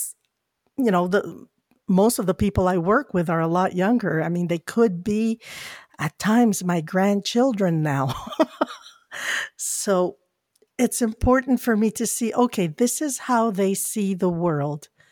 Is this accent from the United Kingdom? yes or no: no; Philippines; I'm a Filipino